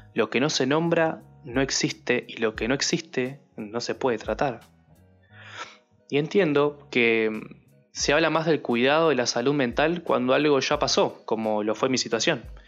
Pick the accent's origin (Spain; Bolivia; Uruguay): Uruguay; yo soy uruguayo